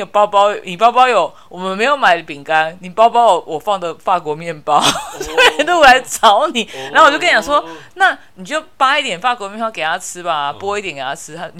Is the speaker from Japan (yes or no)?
yes; Japan; Chinese is a second language; 其实我们日本人有啊，日本人年纪比较小一点，